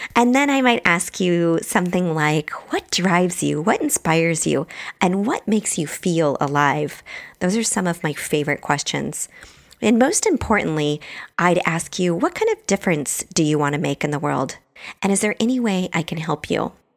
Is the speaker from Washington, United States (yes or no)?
yes; Bremerton, Washington, United States; also born or lived in Truckee, California; now in San Francisco, United States; I grew up in Bremerton, Washington, which is across the water from Seattle